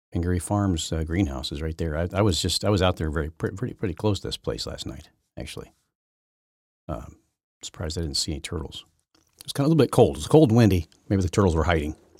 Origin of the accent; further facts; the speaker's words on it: Syracuse, Indiana, United States; I grew up on Lake Wawasie and Lake Syracuse